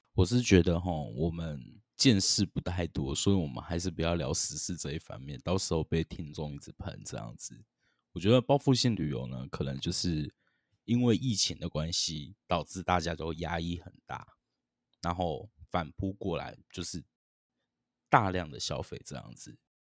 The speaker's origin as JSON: {"language": "Chinese", "region": "Tainan", "country": "Taiwan", "said": "身为台南人的我"}